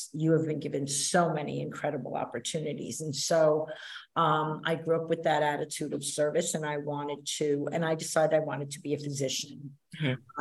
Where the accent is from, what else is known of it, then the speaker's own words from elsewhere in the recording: New York City, New York, United States; accent: New York; moved away as an adult; also born or lived in New Orleans, Louisiana / Greenville, North Carolina; I am a New York City girl, New York City born and raised, and I very much identify as a New Yorker.